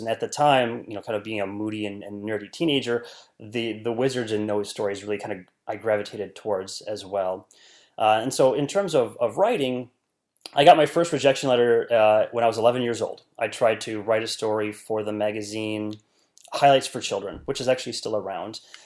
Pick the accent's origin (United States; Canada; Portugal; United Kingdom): United States; northern Wisconsin; I was born and raised in a very small rural part of northern Wisconsin